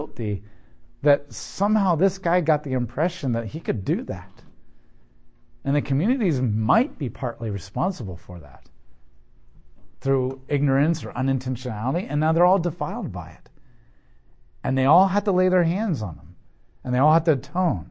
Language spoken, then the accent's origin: English; United States; I'm an American